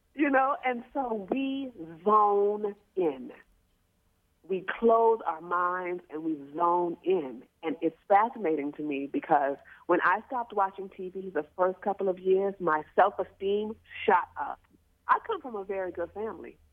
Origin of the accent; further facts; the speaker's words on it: New Orleans, Louisiana, United States; we're from New Orleans